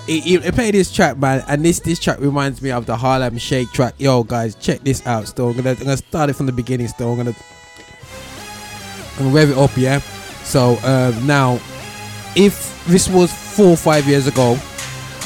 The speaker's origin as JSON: {"language": "English", "town": "Birmingham", "region": "West Midlands", "country": "United Kingdom", "tie": "born or raised there", "said": "In my hometown, Birmingham"}